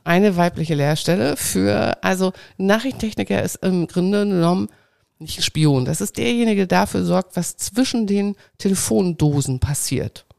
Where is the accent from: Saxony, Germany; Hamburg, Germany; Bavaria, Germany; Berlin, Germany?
Saxony, Germany; ich bin geboren in Sachsen